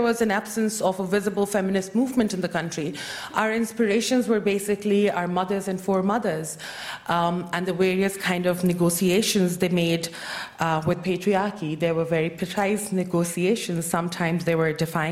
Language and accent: English; Pakistan; I'm from Pakistan